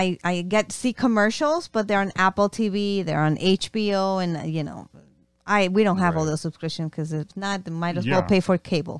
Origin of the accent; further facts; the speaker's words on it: Ecuador; moved away; Back when I was growing up in Ecuador